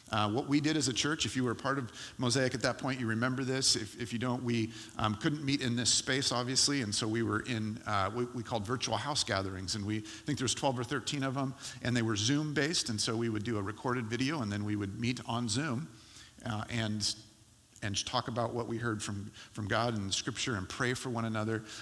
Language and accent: English; California, United States; now in Portland, United States; I do not consider myself eligible to be teased or made fun of as a Californian any longer. I'm a Portland, I'm an Oregonian.